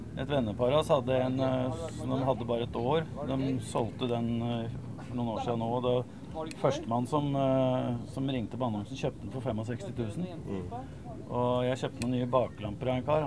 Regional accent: Eidsvoll, Akershus, Norway

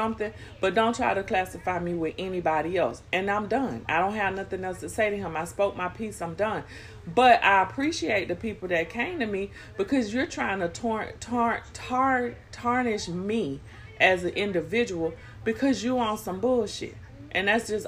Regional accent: Florida, United States; I just said Florida.

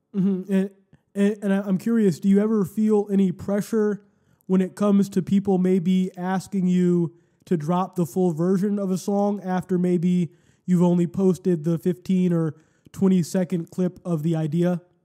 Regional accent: Cleveland, Ohio, United States; the city that we grew up

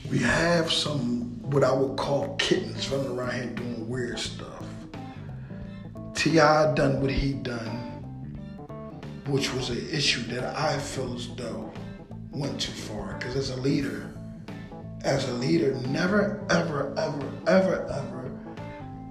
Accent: Philadelphia, Pennsylvania, United States; we love Philly. Because we're from here.

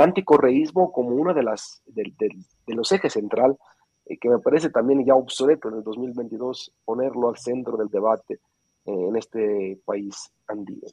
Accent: Sicily, Italy; Spanish is a second language; moved away; soy de Sicilia

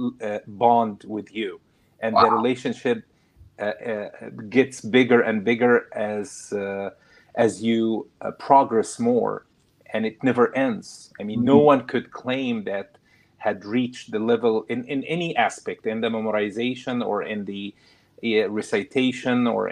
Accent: Egypt; moved away; also born or lived in Kuwait; I grew up in Kuwait, and then we moved to Egypt

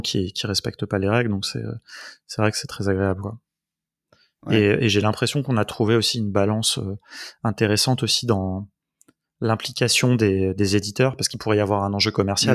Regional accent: France; on est français

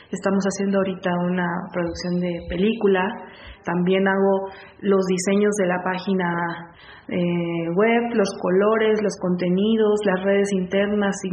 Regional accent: Cristóbal Obregón, Chiapas, Mexico; Yo vengo de una población que no es municipio aquí en Chiapas, yo soy chiapaneca. Entonces, este se llama Cristóbal Obregón

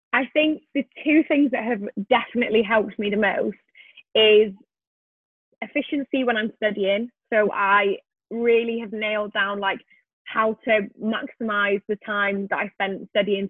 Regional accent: Wales, United Kingdom; moved away; I am originally from Wales

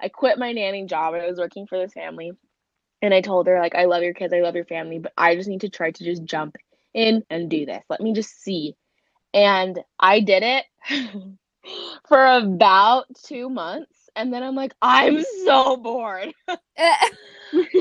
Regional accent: Mesa, Arizona, United States; I am from Mesa, Arizona.

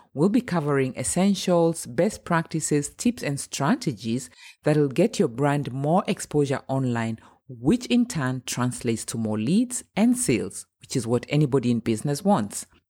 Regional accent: Kenya; now in Germany; I'm Kenyan and I'm based in Germany. I've been living here for almost twenty years.

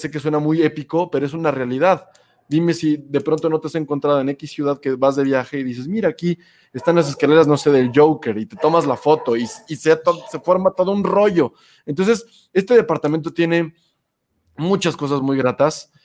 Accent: Puebla, Mexico; la ciudad en la que yo nací, en Puebla

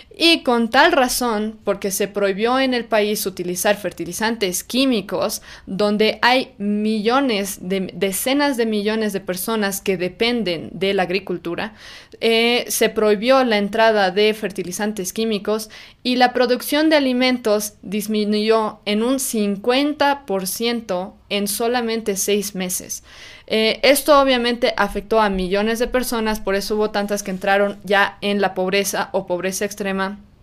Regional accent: Bolivia; en nuestro caso en Bolivia

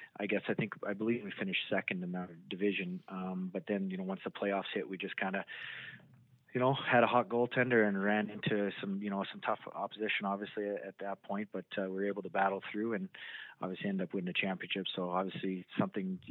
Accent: Canada; now in Boise, United States; as a Canadian kid

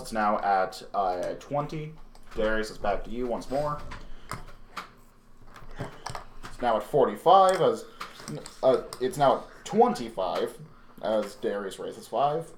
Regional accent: Ireland; I'm a loud Irishman

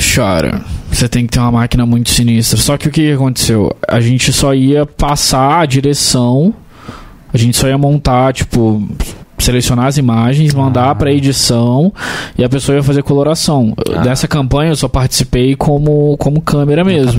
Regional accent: Barra Mansa, Rio de Janeiro, Brazil; eu sou de Barra Mansa

